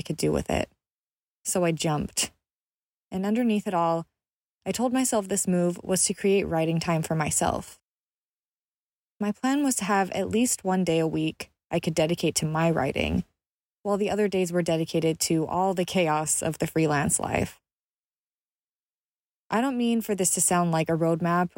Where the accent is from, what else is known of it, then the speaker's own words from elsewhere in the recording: Utah, United States; I grew up in Utah, where our pick-me-ups are 44-ounce drinks of dirty Dr. Pepper